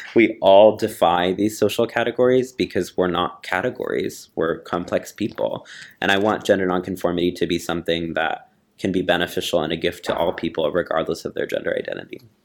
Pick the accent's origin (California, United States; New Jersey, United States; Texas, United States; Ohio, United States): Texas, United States; moved away; I grew up in Texas